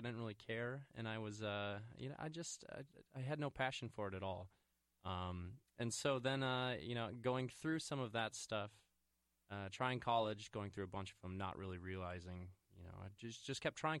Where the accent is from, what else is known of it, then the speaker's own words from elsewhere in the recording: Lakeville, Minnesota, United States; I grew up in Lakeville, Minnesota.